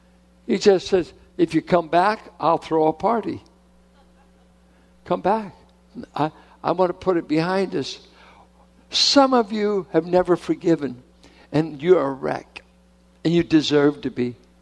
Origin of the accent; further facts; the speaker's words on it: Richmond, California, United States; I'm from Richmond.